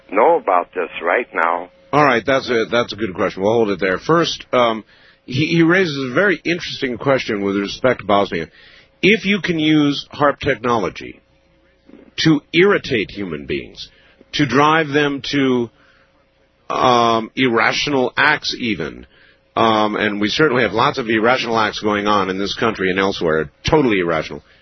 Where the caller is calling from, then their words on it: Minnesota, United States; I'm from Minnesota, uh, out of KSTP.